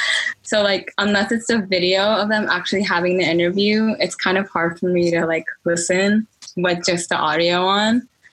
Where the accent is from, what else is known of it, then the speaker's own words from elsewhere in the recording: United States; also born or lived in New York; they didn't consider me Korean because I was from America.